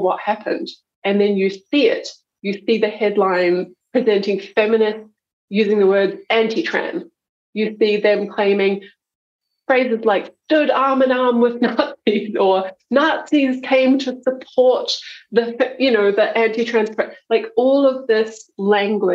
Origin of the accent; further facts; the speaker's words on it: Taupo, Waikato, New Zealand; now in Melbourne, Australia; I'm a Kiwi. Yep. I grew up in Taupo.